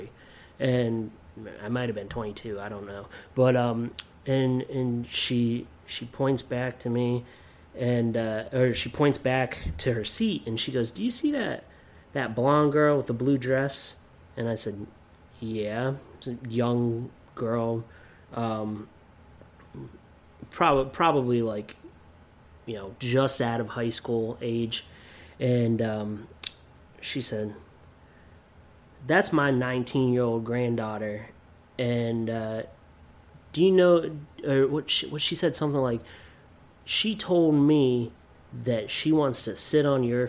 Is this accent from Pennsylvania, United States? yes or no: yes; Williamsport, Pennsylvania, United States; moved away; the Williamsport Crosscutters, which is my hometown